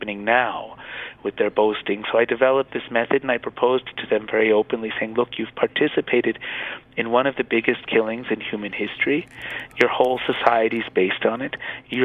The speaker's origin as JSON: {"language": "English", "country": "United States", "said": "me being American"}